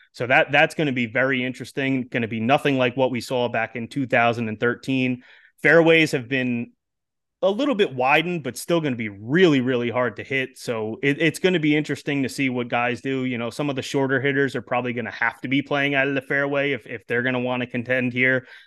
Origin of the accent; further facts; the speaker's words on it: New York, United States; I'm actually from New York myself, about an hour yeah. outside of the city, but not not too far close to Rochester